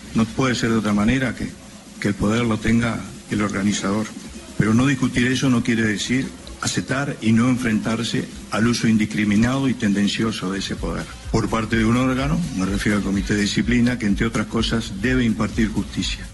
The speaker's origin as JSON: {"language": "Spanish", "country": "Uruguay", "said": "nuestro sentir como uruguayos"}